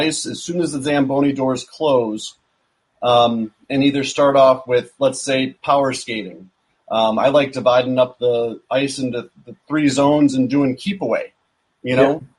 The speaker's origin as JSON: {"language": "English", "town": "Madison", "region": "Wisconsin", "country": "United States", "tie": "born or raised there", "said": "I grew up in Madison, Wisconsin."}